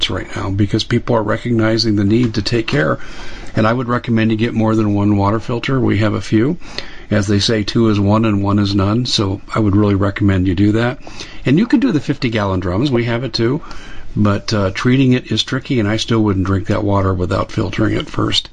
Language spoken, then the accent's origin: English; Arizona, United States; I'm from Arizona